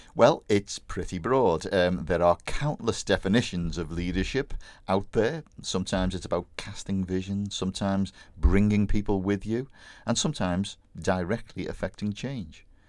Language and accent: English; Bootle, North West England, United Kingdom; my hometown Bootle